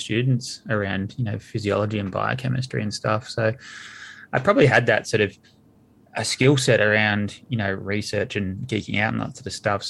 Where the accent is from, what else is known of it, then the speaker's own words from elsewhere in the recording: near Geelong, Victoria, Australia; I grew up out near Geelong in the country, so real sort of working class family